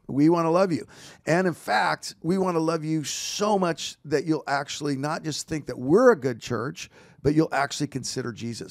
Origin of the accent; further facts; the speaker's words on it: Walla Walla, Washington, United States; now in Roseville, United States; I was born in Walla Walla, Washington